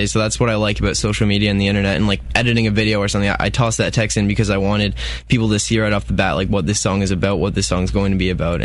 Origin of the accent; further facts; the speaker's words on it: Lindsay, Ontario, Canada; I'm from Lindsay, Ontario